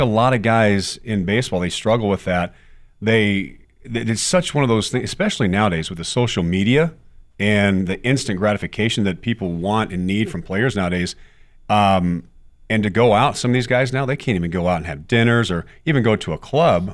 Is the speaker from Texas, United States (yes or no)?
yes; Texas, United States; as a kid growing up in Texas